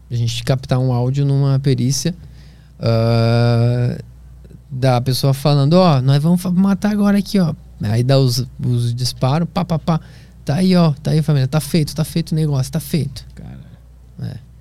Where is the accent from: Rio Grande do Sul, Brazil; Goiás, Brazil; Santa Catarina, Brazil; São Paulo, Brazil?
Santa Catarina, Brazil; Florianópolis; Eu cresci em Florianópolis, na Praia do Santinho